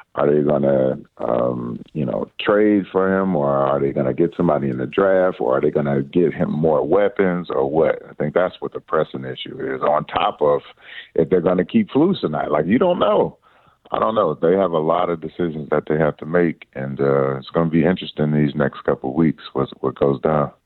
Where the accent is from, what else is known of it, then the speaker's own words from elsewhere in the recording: Detroit, Michigan, United States; growing up in Detroit, Michigan